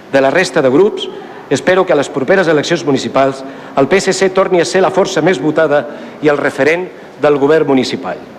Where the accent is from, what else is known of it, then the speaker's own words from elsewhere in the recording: Ripollet, Catalonia, Spain; el meu poble